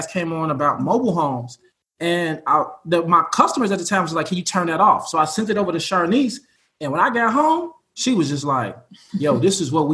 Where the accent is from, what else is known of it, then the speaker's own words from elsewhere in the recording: Chicago, Illinois, United States; we're from Chicago